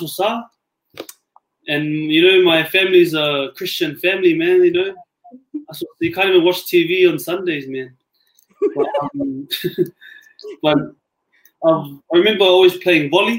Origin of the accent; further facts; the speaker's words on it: Auckland, New Zealand; moved away as an adult; also born or lived in Otara; now in Japan; Born and bred in South Auckland, Murimo Hospital. I still live in South Auckland.